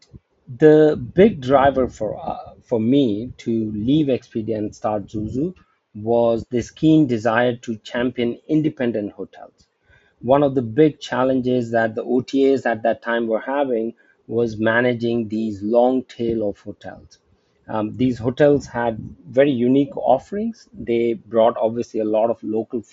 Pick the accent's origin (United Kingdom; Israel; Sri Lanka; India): India; also born or lived in United States; now in Singapore; I'm originally from India, and I got an opportunity to come back to India